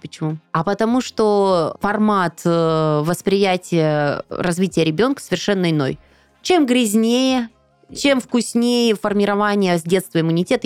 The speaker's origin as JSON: {"language": "Russian", "region": "Siberia", "country": "Russia", "tie": "born or raised there", "said": "Я же из Сибири"}